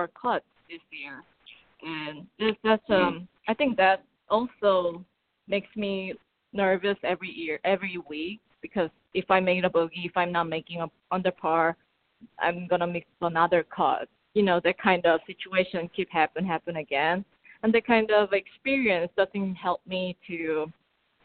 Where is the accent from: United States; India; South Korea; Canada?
South Korea; first language Korean; English is a second language; moved away; even my English is obviously not my first language. I'm still trying to work on it. And even my Korean is sometimes very nervy.